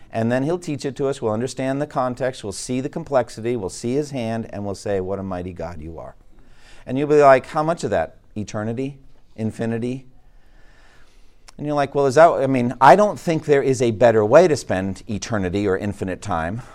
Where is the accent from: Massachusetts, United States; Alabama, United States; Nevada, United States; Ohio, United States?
Massachusetts, United States; Boston; Boston, Massachusetts, my hometown